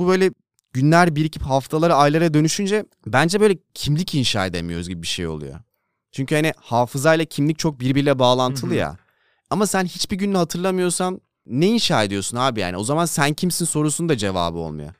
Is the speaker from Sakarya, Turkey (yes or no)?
no; Denizli, Turkey; moved away; Denizli'ye yakın zamanda gittim mi bilmiyorum da büyüdüğümüz hiçbir yer yok artık